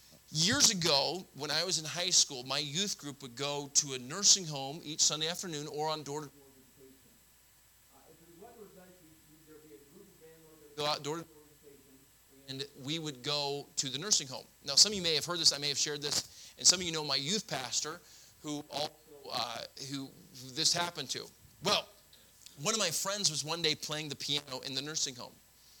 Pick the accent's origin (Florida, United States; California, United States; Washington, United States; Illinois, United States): Florida, United States; I grew up in Florida. We have